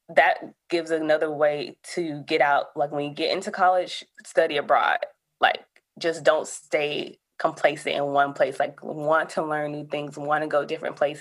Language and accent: English; Alabama, United States; moved away as an adult; also born or lived in Georgia; I'm originally from Alabama, though, so I came to Georgia for GSU